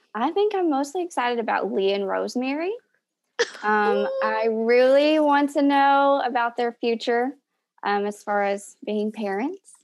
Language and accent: English; Knoxville, Tennessee, United States; I'm from Knoxville, Tennessee